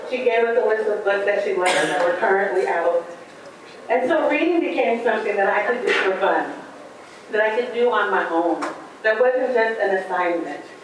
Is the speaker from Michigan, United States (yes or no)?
no; Portland, Oregon, United States; growing up in Portland, Oregon, in a neighborhood that had a lot of stereotypes about it